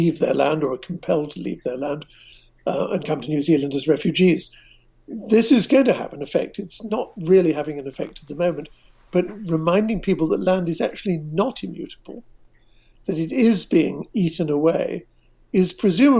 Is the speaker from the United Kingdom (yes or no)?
yes; England, United Kingdom; I speak as an Englishman